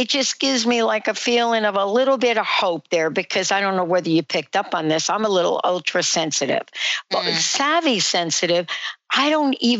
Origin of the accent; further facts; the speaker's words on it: New Jersey, United States; also born or lived in New York; I'm from New York, was born in New York, grew up in New Jersey